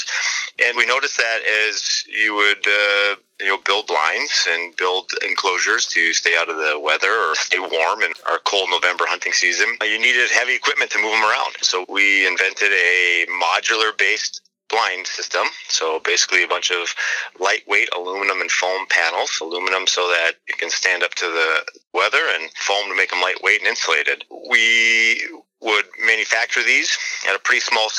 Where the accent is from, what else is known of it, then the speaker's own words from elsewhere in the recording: Iron Mountain, Michigan, United States; also born or lived in Grand Rapids, Michigan; I'm originally from the Iron Mountain area